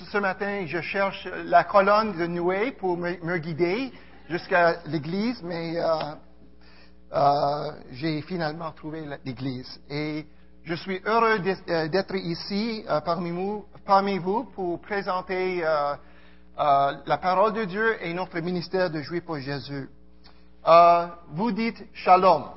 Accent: Montreal, Quebec, Canada; also born or lived in Karachi, Pakistan; ma famille a quitté le Pakistan en 1974 et arrivé à Montréal. Euh, donc je suis euh, un Montréalais

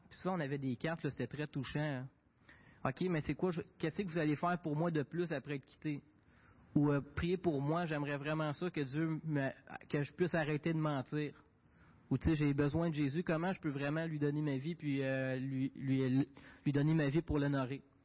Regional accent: Quebec, Canada; j'ai grandi dans une famille québécoise. Je viens du Québec

